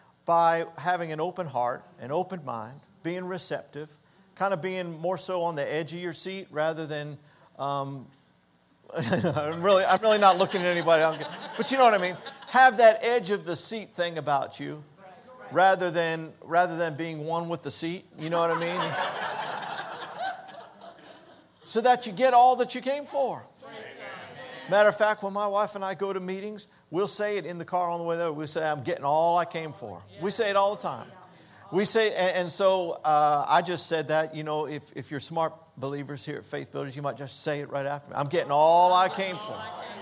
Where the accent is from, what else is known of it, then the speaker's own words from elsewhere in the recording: Denver, Colorado, United States; I'm from Denver. We're from Denver.